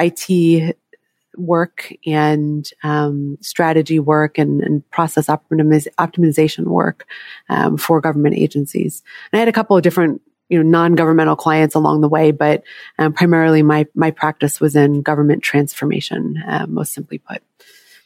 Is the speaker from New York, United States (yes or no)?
yes; New York, United States; moved away as an adult; now in Los Angeles, United States; my hometown of New York